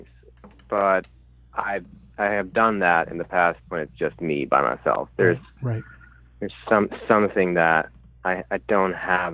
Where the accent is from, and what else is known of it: Sweden; English is a second language; moved away as an adult; now in Brooklyn, United States